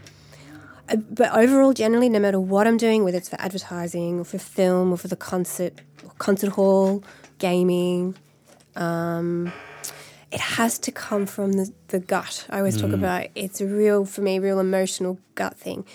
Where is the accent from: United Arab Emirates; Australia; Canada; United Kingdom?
Australia; Melbourne, Victoria; also born or lived in Los Angeles, United States; now in Dublin, Ireland; it's from Melbourne, my hometown